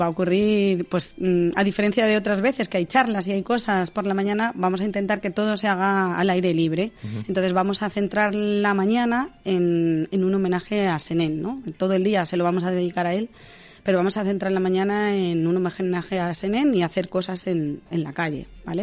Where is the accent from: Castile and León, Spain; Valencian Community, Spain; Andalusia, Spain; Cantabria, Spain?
Castile and León, Spain; Navalacruz; De Navalacruz